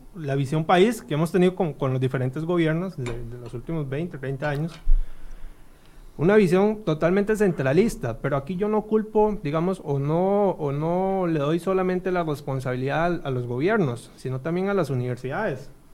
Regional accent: Puntarenas, Costa Rica; los que somos de Punta Arenas

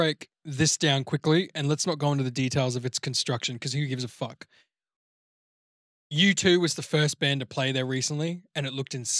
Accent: New Zealand; born there; My dad was Austrian and I was born in New Zealand. So a bit of a mix of everything.

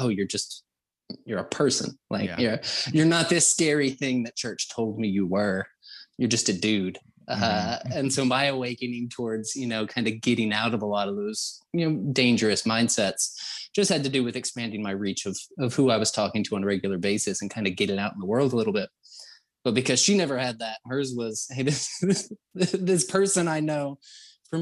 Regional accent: the Bible Belt, United States; now in north of Atlanta, United States; growing up in the Bible Belt. I was obviously Christian conservative growing up, super Southern Baptist

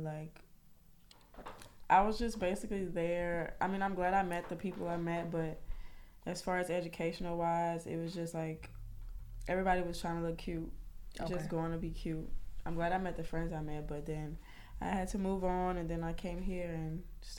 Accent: Louisiana, United States; I just know I'm from Louisiana. I got like Choctaw Indian in me. I graduated in like 2012, moved to New Orleans, and then right after that I moved here.

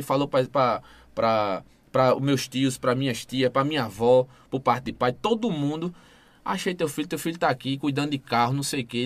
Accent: Goiana, Pernambuco, Brazil; eu sou de Goiânia

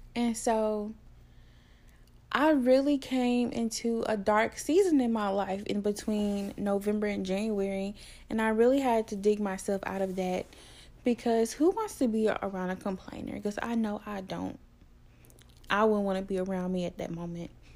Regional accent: Tuscaloosa, Alabama, United States; I'm from Tuscaloosa, Alabama.

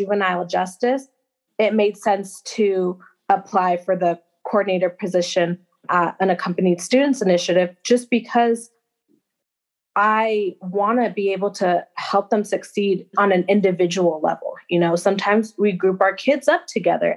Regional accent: Denver, Colorado, United States; moved away as an adult; now in Wyoming, United States; I'm actually from Denver

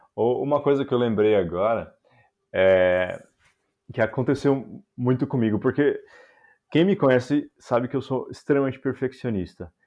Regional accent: São Paulo, Brazil; moved away as an adult; also born or lived in Florianópolis, Brazil / Goiânia, Brazil; now in Amsterdam, Netherlands; eu sou de São Paulo

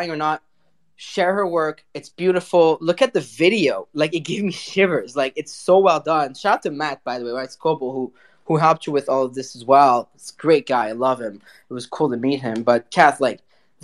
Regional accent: Paris, Île-de-France, France; now in Montreal, Canada; I'm a city boy. You know, I was born in Paris, live in Montreal

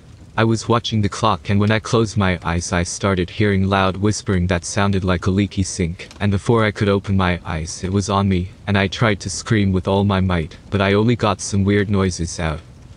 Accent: Indiana, United States; A handful of odd things happened back in the house I grew up in Indiana.

